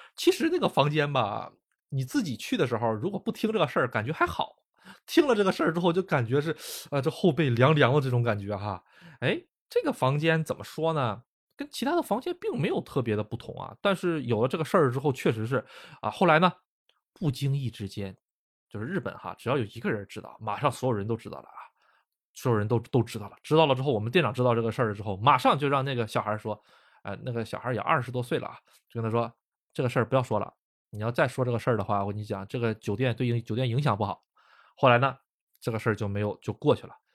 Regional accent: China; now in Japan; 我是中国人

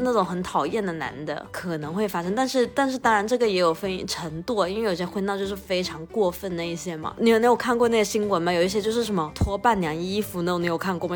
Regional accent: China; 因为我们中国人的婚礼其实是分了结情跟婚礼本身两个部分嘛

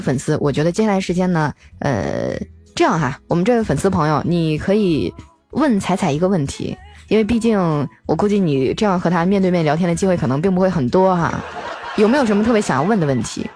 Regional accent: Northeast China, China; 俺们东北

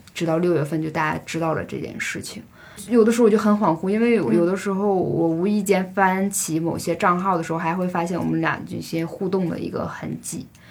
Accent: Northeast China, China; 我是东北人嘛

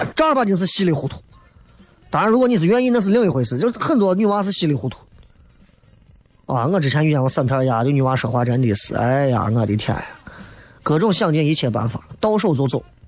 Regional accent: Xi'an, Shaanxi, China; 我西安人都得关注西安的球队

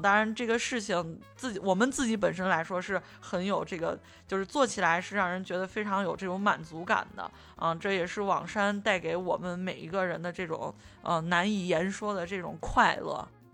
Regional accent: Xi'an, Shaanxi, China; 因为我就我从小就是在那个地方长大的

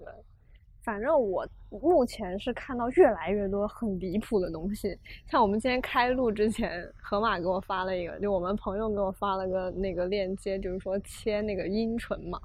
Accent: China; 因为我生在中国的社会体系

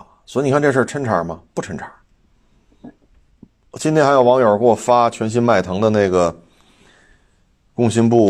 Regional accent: China; 我们中国人

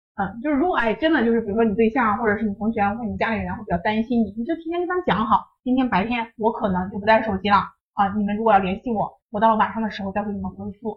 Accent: Shanxi, China; moved away; 我是山西那边的，我们是黄土高原那种状态

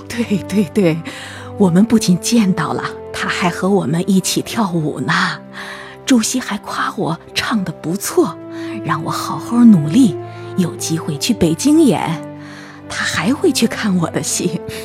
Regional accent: Jiangxi, China; 我们江西老家

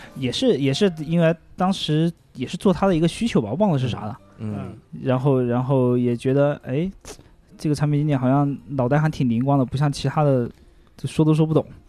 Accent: Xiangxi, Hunan, China; moved away; 我老家那块儿正，正好在湘西那，那个部分嘛

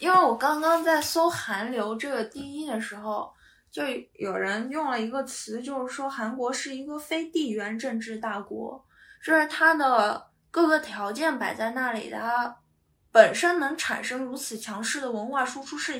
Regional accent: Northeast China, China; now in United Kingdom; 那那我们东北人也能歌善舞，嗯，我们东北人还能讲演小品呢。

